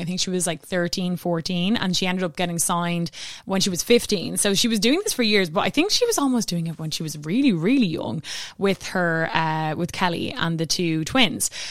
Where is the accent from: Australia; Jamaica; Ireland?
Ireland; I'm Irish